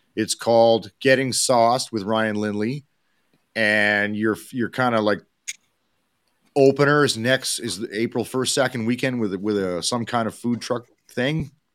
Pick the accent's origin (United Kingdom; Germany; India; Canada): Canada; Edmonton, Alberta; somebody from Edmonton